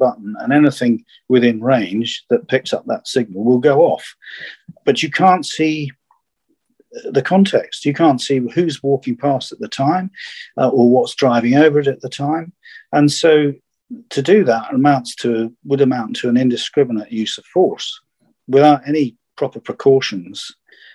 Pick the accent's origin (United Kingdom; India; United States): United Kingdom; I was the only Brit in an office